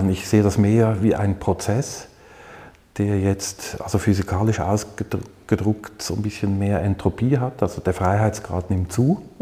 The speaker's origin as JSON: {"language": "German", "town": "Zürich", "region": "Zurich", "country": "Switzerland", "tie": "born or raised there", "said": "Ich bin aufgewachsen in Zürich."}